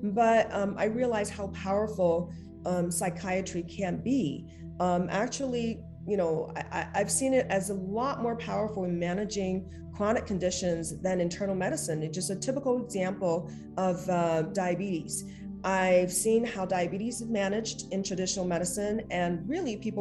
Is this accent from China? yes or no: yes; China; now in Los Angeles, United States; growing up in China